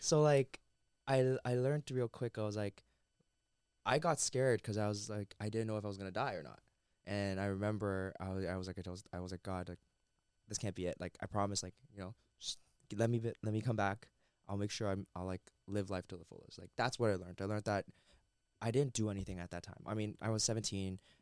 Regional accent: Mississauga, Ontario, Canada; I'm born and raised in Mississauga

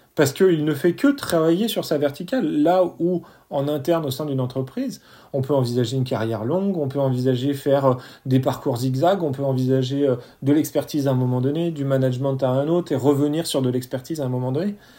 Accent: France; chez nous en France

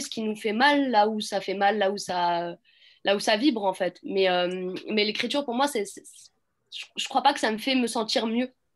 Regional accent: Clichy-sous-Bois, Île-de-France, France; J'ai grandi à Clichy-sous-Bois.

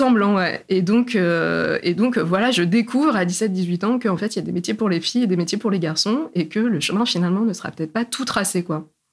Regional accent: Clermont-Ferrand, Auvergne-Rhône-Alpes, France; moved away as an adult; moi, je viens du centre de la France, euh, en Auvergne. Je suis née à Clermont-Ferrand

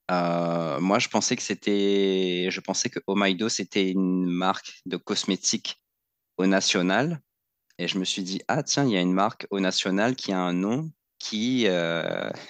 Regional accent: Réunion, France; des, freins qu'on se met en tant que, en tant que réunionnais, en tant qu'ultramarin, euh, de ne pas se sentir à la hauteur

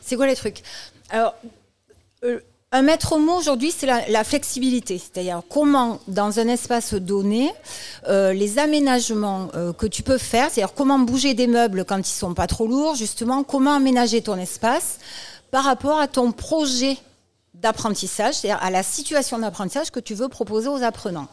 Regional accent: Toulouse, Occitania, France; comme mon accent l'indique, je suis à Toulouse et de Toulouse

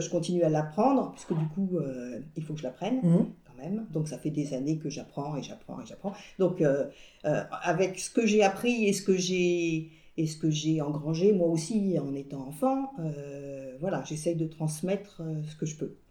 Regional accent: France; also born or lived in Paris; now in Rennes, France; je suis née en France. Euh, je parle français

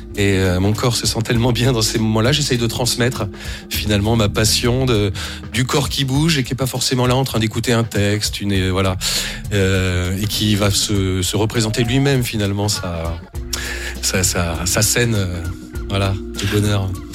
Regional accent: Blois, Centre-Val de Loire, France; je suis né à Blois

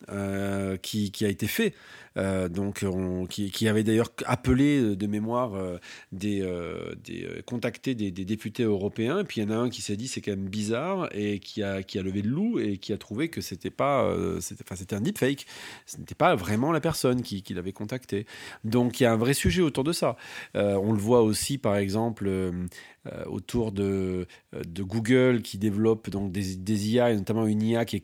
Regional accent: France

